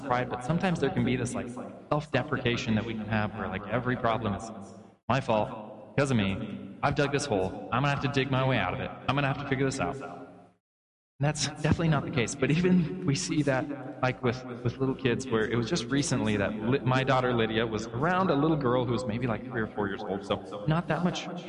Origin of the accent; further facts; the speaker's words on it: Oregon, United States; growing up in Oregon